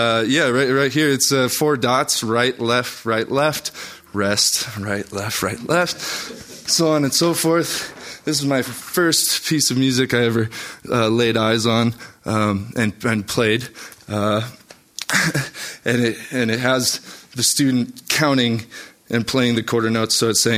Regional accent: Highlands Ranch, Colorado, United States; Growing up in Highlands Ranch

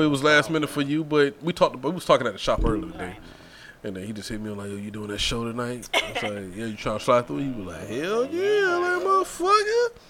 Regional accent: Brunswick, Georgia, United States; I was from Brunswick, Georgia

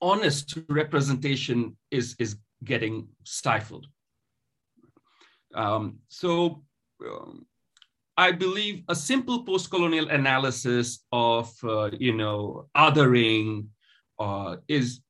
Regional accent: Kolkata, West Bengal, India; first language Bengali; English is a second language; moved away as an adult; now in United States; So I'm from the eastern part of the country. I was born and raised in Calcutta

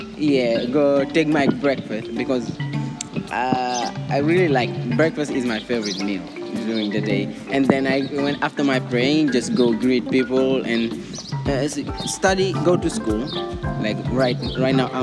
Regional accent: Dakar, Senegal; I'm from Dakar

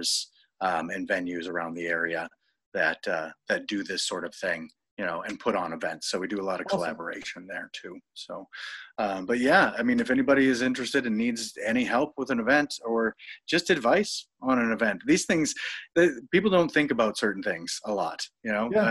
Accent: Norfolk, Nebraska, United States; now in Minneapolis, United States; I'm from Nebraska. I'm from Norfolk, Nebraska. I basically had, you know, the option of growing up and either being a hog farmer or a diesel mechanic.

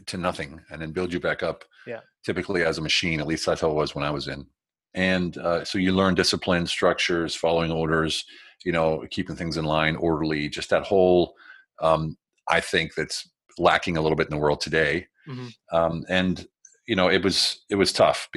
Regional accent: United States; moved away as an adult; also born or lived in Germany / Berlin; now in Budapest, Hungary; I'm an American. Yes, I'm American

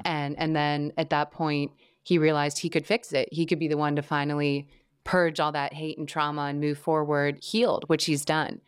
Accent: Midwest, United States; I grew up in the Midwest

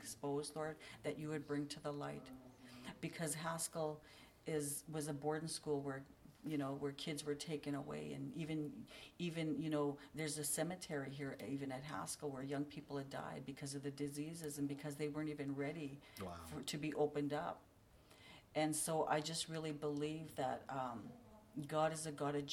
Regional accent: Canada; moved away as an adult; now in Kansas, United States; we're from Canada

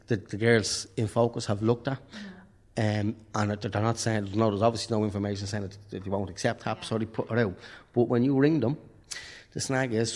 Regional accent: Tallaght, Leinster, Ireland; now in Dublin, Ireland; I'm from Talla. My family is from Talla. I'm registered in Talla

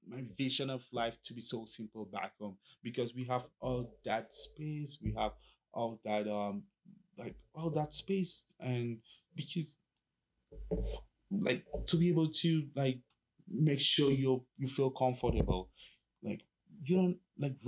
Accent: Cameroon; now in Kingston, Canada; So I grew up in the French part, because my dad, my parents are both teachers

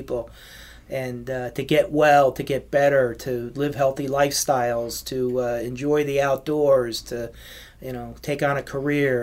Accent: East Brunswick, New Jersey, United States; also born or lived in New York City; I started in my hometown of East Brunswick, New Jersey

